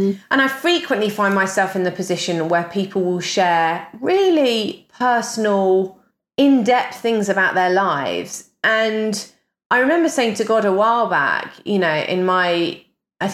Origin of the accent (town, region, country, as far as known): United Kingdom